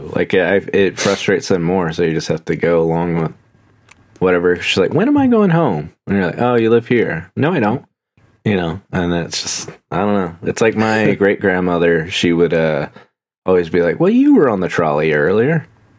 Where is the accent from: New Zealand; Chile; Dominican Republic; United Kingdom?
United Kingdom; Yeah, I'm British.